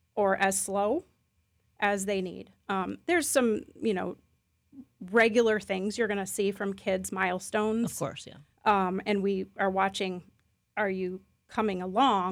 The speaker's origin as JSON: {"language": "English", "area": "Chicago Milwaukee area", "region": "Midwest", "country": "United States", "tie": "born or raised there", "moved": "as an adult", "lives_now": "Lakeland, United States", "said": "where I grew up in the Chicago Milwaukee area"}